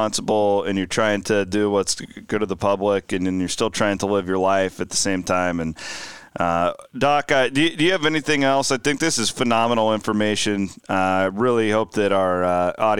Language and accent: English; western Iowa, United States; I grew up on the western side of the state, and Creighton basketball is a huge deal